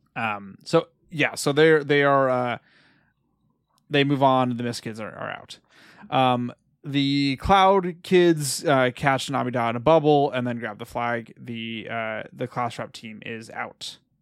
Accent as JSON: {"language": "English", "region": "California", "country": "United States", "tie": "born or raised there", "said": "We're all raised Californians."}